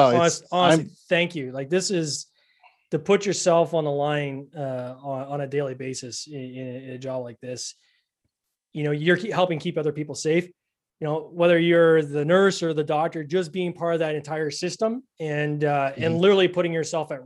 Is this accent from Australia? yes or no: no; Canada; I'm Canadian. I got a weird accent.